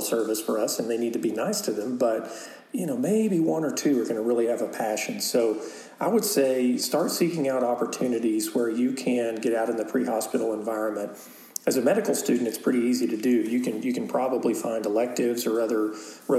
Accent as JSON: {"language": "English", "town": "Lubbock", "region": "Texas", "country": "United States", "tie": "born or raised there", "said": "I grew up in Lubbock."}